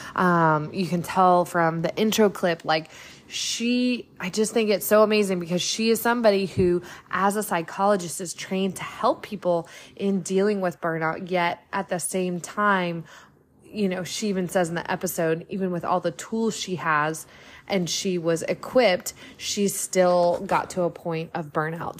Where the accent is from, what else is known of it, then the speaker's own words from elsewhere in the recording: Florida, United States; I'm a Florida girl through and through myself.